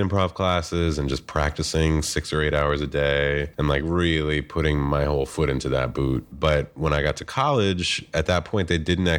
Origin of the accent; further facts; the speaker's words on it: Bloomington, Indiana, United States; moved away as an adult; also born or lived in New York City; I'm from Bloomington, Indiana originally. I grew up and did my undergrad there.